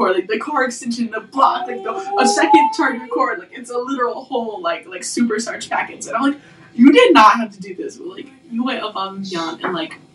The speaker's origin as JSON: {"language": "English", "region": "Mississippi", "country": "United States", "moved": "yes", "said": "I'm from Mississippi, so, like, down south"}